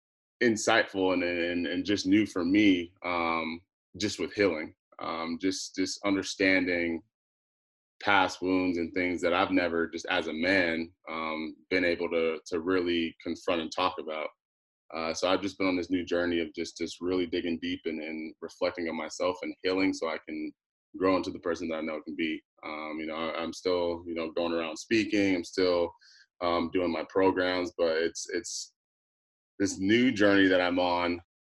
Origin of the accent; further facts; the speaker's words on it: Phoenix, Arizona, United States; also born or lived in Las Vegas / Texas / California / Alaska; Obviously, I was born in Vegas, so I lived in Vegas. and then, Arizona. So I've just been all over. And then growing up, I went to, a little bit of junior high school, in high school in Phoenix, Arizona.